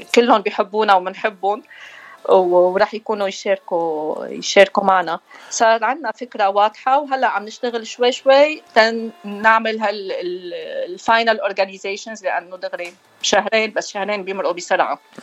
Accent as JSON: {"language": "Arabic", "town": "Beirut", "region": "Beirut Governorate", "country": "Lebanon", "tie": "born or raised there", "also_born_or_lived": "Asia, Batroun District, North Lebanon", "accent": "Beiruti", "moved": "as an adult", "lives_now": "United States", "said": "عشنا كل حياتنا ببيروت مشان هيك اخذنا ما اخذنا الاكسنت الشمالي ما آه. عندنا الاكسنت"}